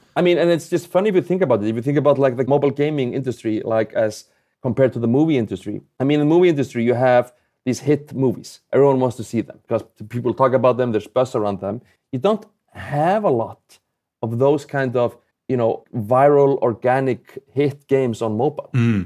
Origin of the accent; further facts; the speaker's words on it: Iceland; I'm obviously not from the U.S. I'm, I'm from Iceland